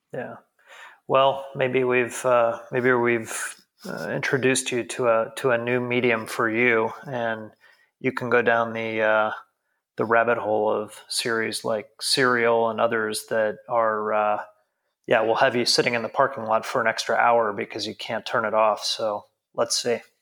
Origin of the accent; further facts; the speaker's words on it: United States; now in Frankfurt, Germany; as an American